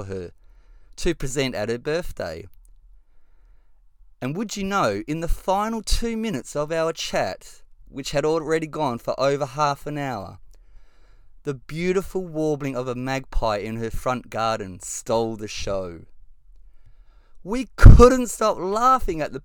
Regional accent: Western Australia, Australia; I'm a proud West Australian who has lived here all my life

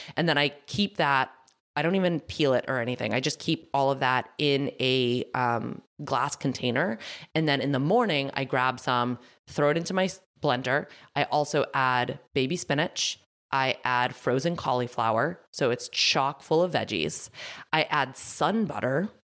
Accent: Massachusetts, United States; accent: thick Massachusetts; My Massachusetts accent just came out thick

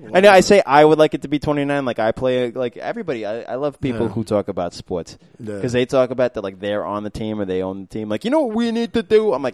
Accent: New York City, New York, United States; also born or lived in Maspeth, Queens; I moved to Maspeth when I was like 14. I grew up in Flushing.

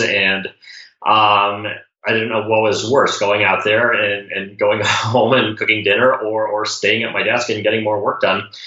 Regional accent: Colorado Springs, Colorado, United States; Growing up in Colorado Springs

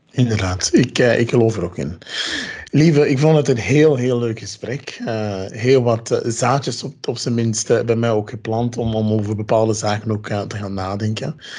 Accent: Ghana; moved away; ik ben uit Ghana

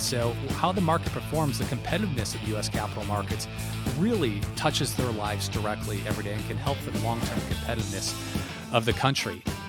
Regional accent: Milford, Michigan, United States; moved away as an adult; now in New York City, United States; I am from Milford, born and raised

